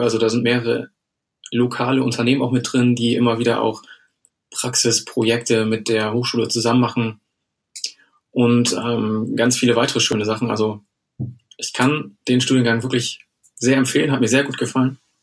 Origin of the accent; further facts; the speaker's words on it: Germany; moved away as an adult; bin ich ja erstmal nach Bremen gezogen. Ähm, aus privaten Gründen. Ich komme hier aus der Nähe